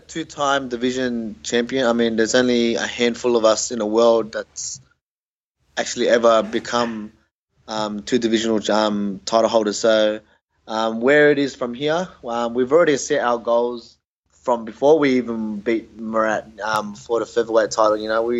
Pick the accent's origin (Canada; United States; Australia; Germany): Australia; I was born in Australia, so we're all my other siblings, being my brother and my older sister and younger sister. But growing up in Australia, look, we grew up the Aussie way, you know. We were Aussie kids.